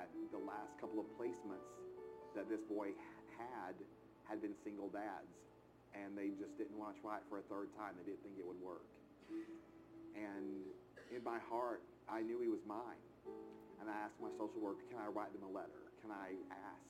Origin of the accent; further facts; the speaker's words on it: outside of Chattanooga, Tennessee, United States; I grew up outside of Chattanooga, Tennessee